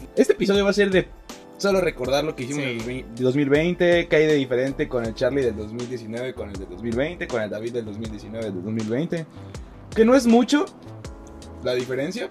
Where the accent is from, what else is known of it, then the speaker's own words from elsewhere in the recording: Mérida, Yucatán, Mexico; nacido donde nosotros somos, de Mérida, Yucatán